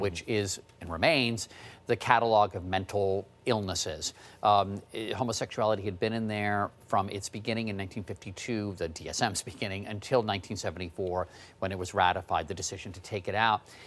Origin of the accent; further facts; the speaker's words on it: Washington, District of Columbia, United States; was growing up in the Washington, D C area